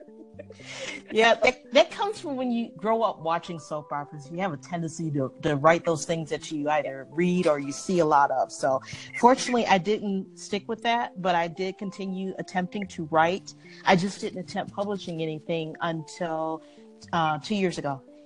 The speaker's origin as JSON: {"language": "English", "town": "Detroit", "region": "Michigan", "country": "United States", "moved": "yes", "said": "I'm from originally from Detroit"}